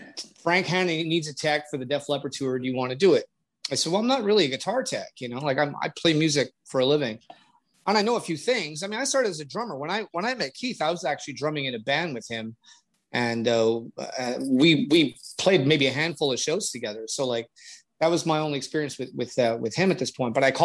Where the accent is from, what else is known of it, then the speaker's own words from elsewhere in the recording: Canada; I'm Canadian